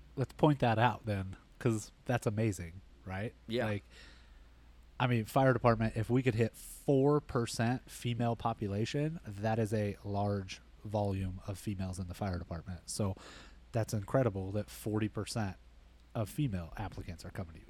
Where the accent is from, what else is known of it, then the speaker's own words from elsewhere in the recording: Bullhead City, Arizona, United States; moved away; also born or lived in Las Vegas; I grew up in Bullhead City